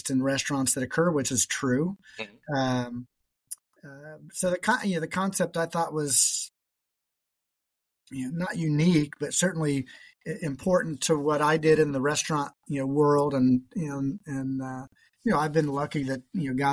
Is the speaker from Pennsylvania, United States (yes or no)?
no; Indianapolis, Indiana, United States; moved away as an adult; now in Columbus, United States; I grew up and worked in Indianapolis